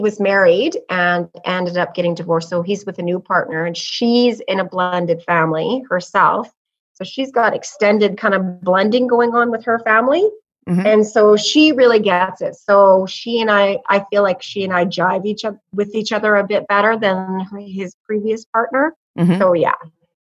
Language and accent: English; Canada; We're from Canada